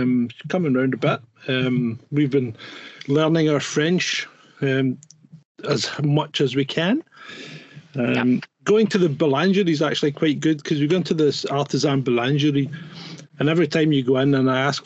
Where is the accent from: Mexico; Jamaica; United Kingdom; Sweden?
United Kingdom; England; See, this is where being English or British is a hindrance when it comes to speaking a foreign language.